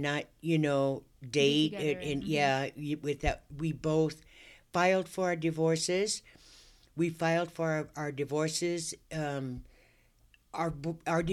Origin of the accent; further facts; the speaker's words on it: Long Beach, California, United States; moved away as an adult; now in Bakersfield, United States; I was born in Long Beach, California. I always grew up, you know, in a diverse neighborhood around blacks and whites